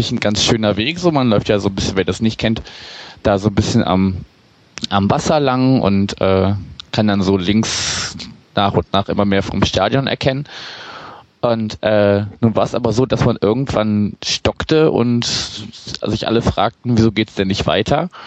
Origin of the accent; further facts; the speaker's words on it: Berlin, Germany; Also ich bin auch, bin auch selber Berliner.